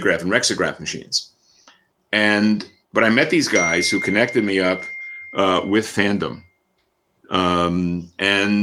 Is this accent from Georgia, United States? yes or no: no; New York City, New York, United States; born and raised in New York City